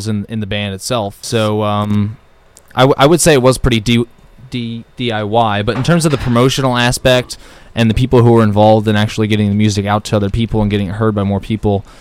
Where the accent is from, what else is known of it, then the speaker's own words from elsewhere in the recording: Mount Laurel, New Jersey, United States; We're from Mount Laurel, New Jersey, which is probably about 25, 30 minutes away from Philadelphia